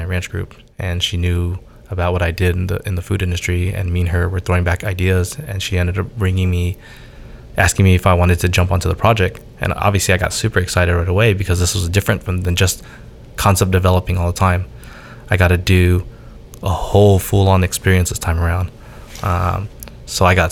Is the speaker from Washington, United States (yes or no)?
no; Orange County, California, United States; I'm an Orange County kid. I'm born and raised out here